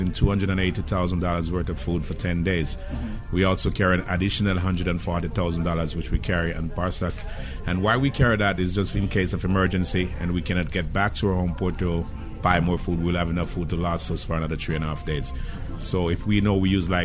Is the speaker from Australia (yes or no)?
no; Kingston, Jamaica; moved away; I'm from Kingston, Jamaica